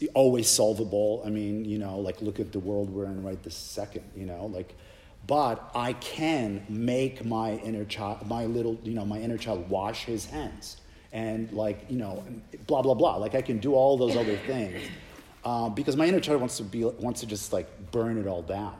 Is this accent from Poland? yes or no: yes; Poland; moved away; I grew up in Poland